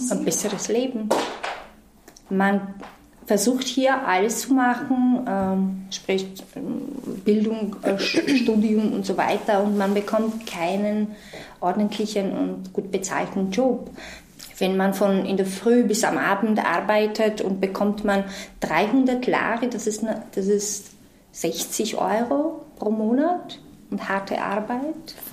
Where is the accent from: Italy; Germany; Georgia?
Georgia; born or raised there; German is a second language; moved away as an adult; also born or lived in Austria